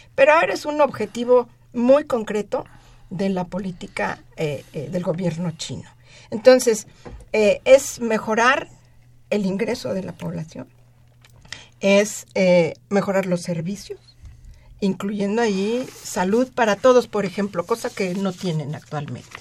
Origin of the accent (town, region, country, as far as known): Mexico